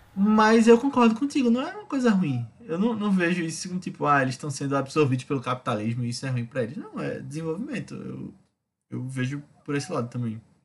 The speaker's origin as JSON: {"language": "Portuguese", "town": "Recife", "region": "Pernambuco", "country": "Brazil", "said": "como recifense"}